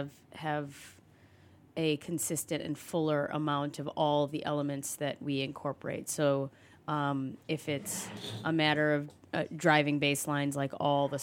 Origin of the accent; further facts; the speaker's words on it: Chicago, Illinois, United States; I was born and raised Chicago